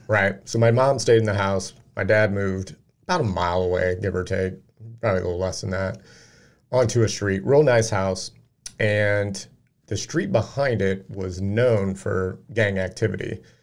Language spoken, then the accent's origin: English; Peoria, Illinois, United States; moved away; I moved away from Peoria